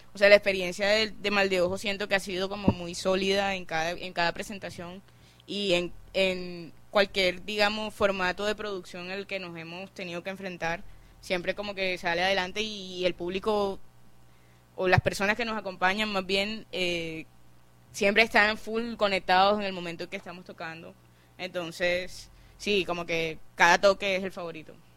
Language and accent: Spanish; Barranquilla, Atlántico, Colombia; nuestra cultura como barranquilleros